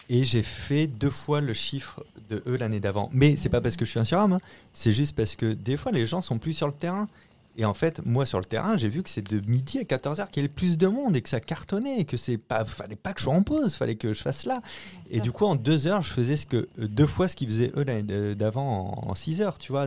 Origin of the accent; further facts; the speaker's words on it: La Rochelle, Nouvelle-Aquitaine, France; moved away as an adult; now in Paris, France; je viens de La Rochelle, au nord de La Rochelle, un petit village de 2000 habitants qui s'appelle Marcilly